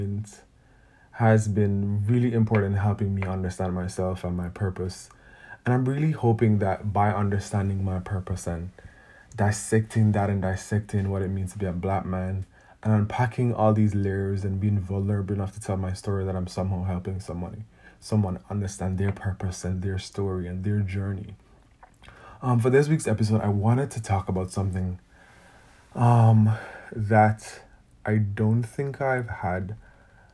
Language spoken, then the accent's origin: English; Jamaica; I feel like I grew up in Jamaica